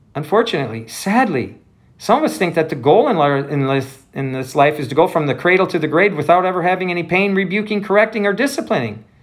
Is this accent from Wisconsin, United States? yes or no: yes; Wisconsin, United States; I grew up in Wisconsin